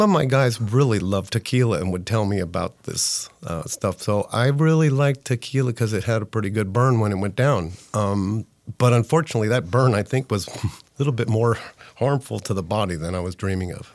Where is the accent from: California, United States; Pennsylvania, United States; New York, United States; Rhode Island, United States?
California, United States; Northern; I'm from Northern California